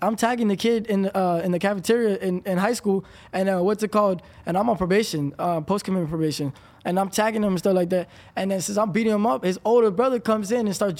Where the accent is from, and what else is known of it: Palm Beach County, Florida, United States